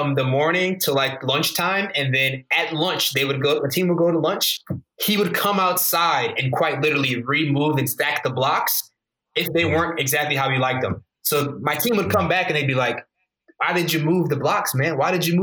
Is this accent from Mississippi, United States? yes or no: no; Michigan, United States; I grew up in Michigan.